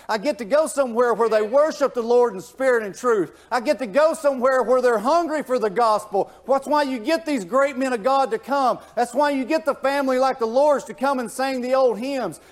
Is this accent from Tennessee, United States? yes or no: yes; Tennessee, United States; now in Georgia, United States; I'm from Tennessee. I'm as country as the country comes redneck